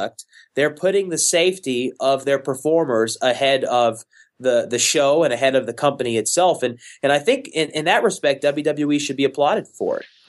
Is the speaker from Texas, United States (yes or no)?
yes; Houston, Texas, United States; my hometown, Houston, Texas.